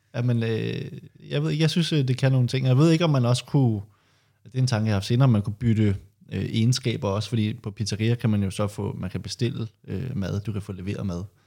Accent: Høje-Taastrup, Capital Region of Denmark, Denmark; der hvor jeg er fra, Hørt Ladsaks

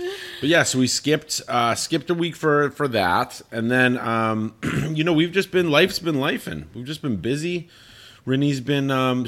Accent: Colorado, United States; I grew up in Colorado. Like, Colorado, all the cities are spread out.

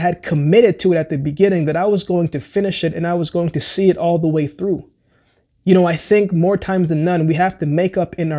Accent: Jamaica; born there; I thought about football because I was born in Jamaica.

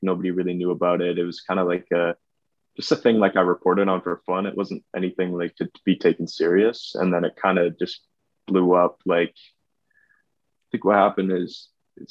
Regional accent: Vancouver, British Columbia, Canada; I'm from Vancouver. It's in Western Canada.

